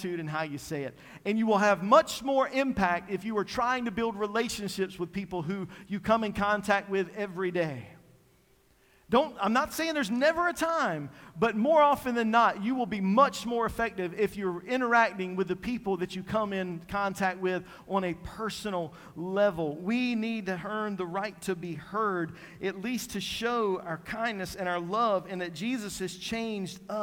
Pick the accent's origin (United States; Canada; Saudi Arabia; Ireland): United States; Eastern North Carolina; I'm from Eastern North Carolina.